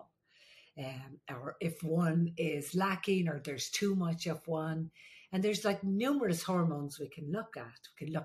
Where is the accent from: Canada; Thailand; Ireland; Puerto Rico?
Ireland; I'm the Irish midwife